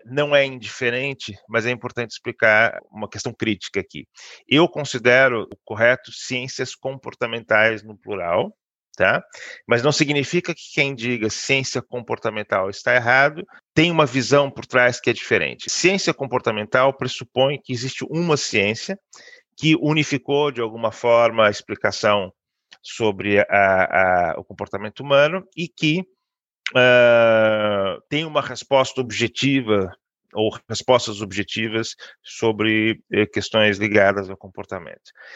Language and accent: Portuguese; Brazil; moved away as an adult; now in Porto, Portugal; eu sou brasileiro